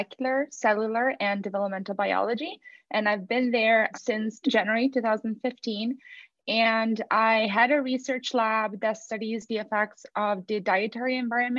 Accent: Italy; moved away; I'm from Italy and we celebrate Carnival.

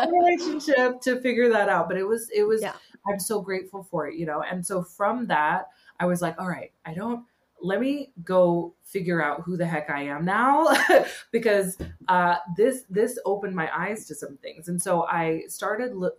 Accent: California, United States; now in England, United Kingdom; I'm from California originally, but I live in England, beautiful England

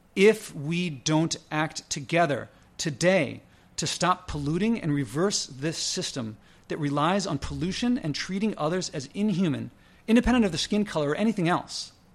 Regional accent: United States

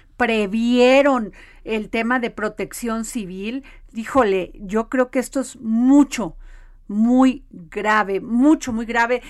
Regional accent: Veracruz, Mexico; yo soy sureña, soy de Veracruz

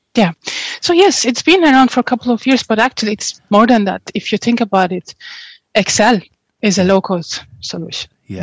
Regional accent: Turkey; moved away as an adult; also born or lived in Portugal; now in Ireland; I'm originally from Turkey. Oh. And yes, I grew up in Turkey.

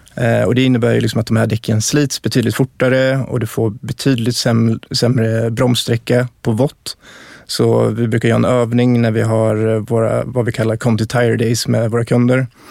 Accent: Dalarna County, Sweden; jag är uppväxt i Dalarna

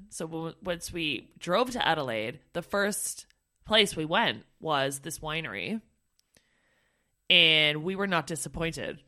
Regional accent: Canada; moved away as an adult; now in United Kingdom; I'm from Canada

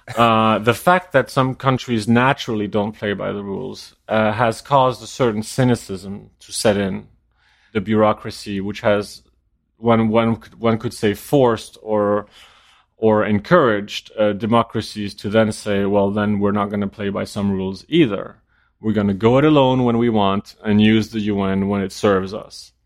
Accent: Denmark; moved away; also born or lived in New York; I'm from Denmark

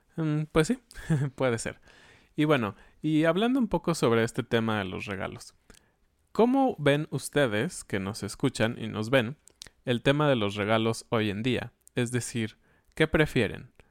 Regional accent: Mexico; como buenos mexicanos

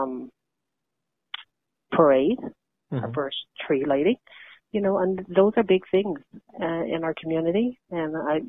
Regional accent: Flat Bay, Newfoundland and Labrador, Canada; growing up in Flat Bay, like most young people my age, all I can account for is that we didn't realize we were native

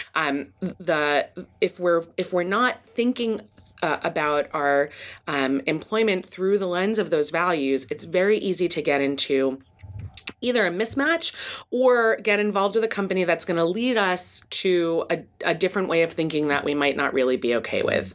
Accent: East Coast, United States; moved away as an adult; also born or lived in Midwest; now in California, United States; I grew up on the East Coast and then did my P H D in the Midwest and then came to California

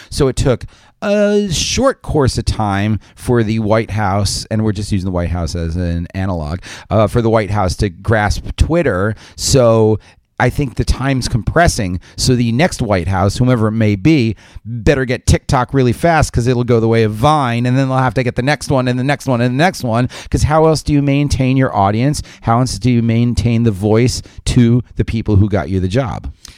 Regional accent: New York suburbs, United States; as a New Yorker from the suburbs

